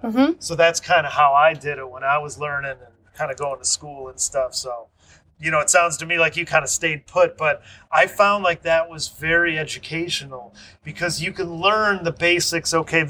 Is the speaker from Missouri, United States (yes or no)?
no; Michigan, United States; I'm from Michigan